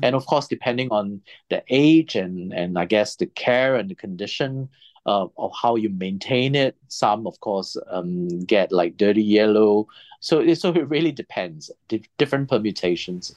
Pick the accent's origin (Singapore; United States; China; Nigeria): Singapore